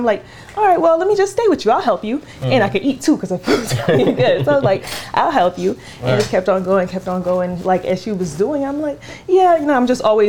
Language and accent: English; Jacksonville, Florida, United States; also born or lived in Liberia; I'm from Liberia, but I was raised in Jacksonville, Florida.